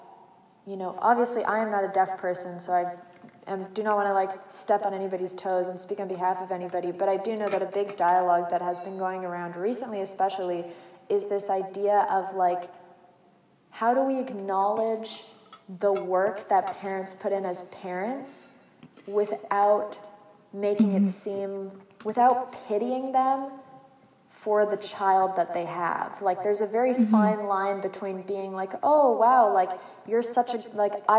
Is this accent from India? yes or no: no; Canada; we are Canadian, we are not American